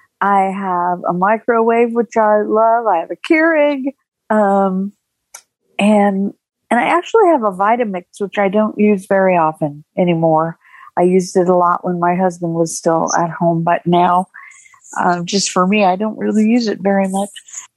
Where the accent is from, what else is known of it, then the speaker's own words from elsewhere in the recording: Arizona, United States; I'm actually somebody who's from a state that starts with a vowel. I'm from Arizona.